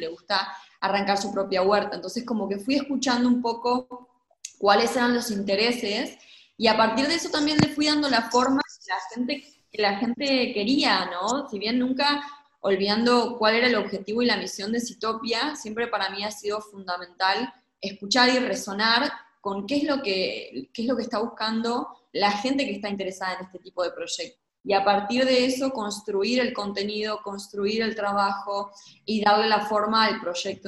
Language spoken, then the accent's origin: Spanish; Gualeguaychú, Entre Ríos, Argentina; moved away as an adult; also born or lived in Mexico; yo nací en Gualeguaychú y crecí y, toda mi vida ha sido en ciudades